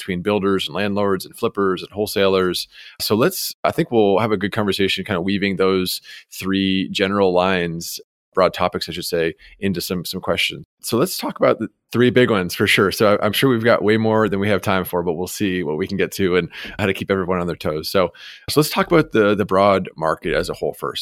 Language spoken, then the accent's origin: English; Canada; moved away; I am an immigrant as well. So I'm from Canada.